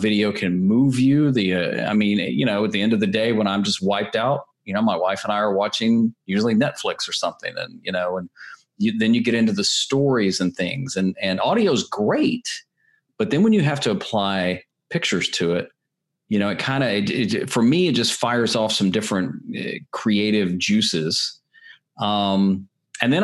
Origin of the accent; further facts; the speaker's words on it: Nashville, Tennessee, United States; I'm originally from Nashville, Tennessee